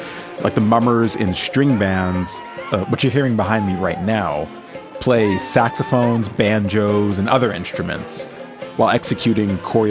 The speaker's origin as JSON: {"language": "English", "region": "New Jersey", "country": "United States", "said": "Maybe it's because I'm from Jersey."}